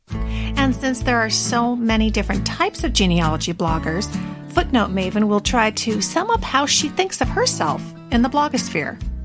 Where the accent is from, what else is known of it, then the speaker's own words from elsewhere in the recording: Washington, United States; also born or lived in California; I was born in California, but totally raised in Washington State.